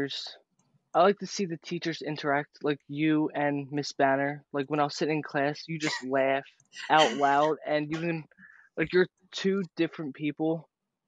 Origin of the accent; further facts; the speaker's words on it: Berlin, New Jersey, United States; I am a senior at Overbrook High School, and I am from Berlin